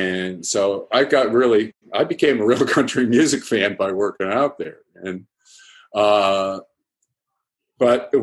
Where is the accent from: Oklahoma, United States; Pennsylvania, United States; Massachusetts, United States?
Massachusetts, United States; outside of Boston; now in Thousand Oaks, United States; I grew up outside of Boston in a sleepy little suburb